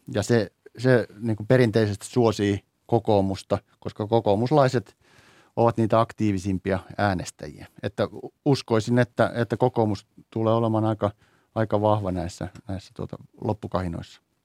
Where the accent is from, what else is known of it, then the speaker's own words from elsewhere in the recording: Teuva, South Ostrobothnia, Finland; moved away; itse tulen tai olen syntyisin pienestä Teuan kunnasta